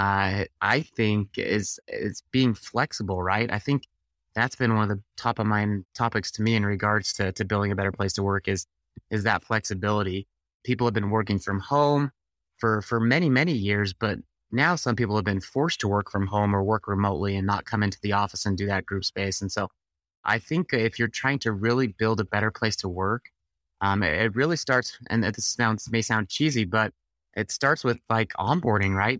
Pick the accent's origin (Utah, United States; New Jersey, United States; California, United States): Utah, United States; I'm from Utah